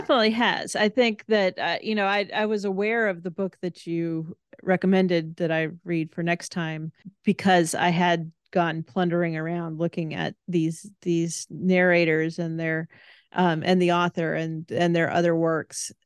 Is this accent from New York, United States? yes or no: no; South Dakota, United States; moved away; I'm originally from the Midwest and from South Dakota, um, the part that's closest to Minnesota.